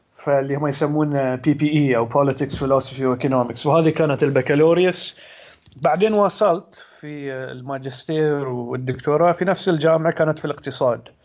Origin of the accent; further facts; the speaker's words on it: Muharraq, Muharraq Governorate, Bahrain; also born or lived in Oxford; انا من البحرين آه، من مواليد سنة 1982 فيعني حين عمري 35 سنة آه، نشأت في البحرين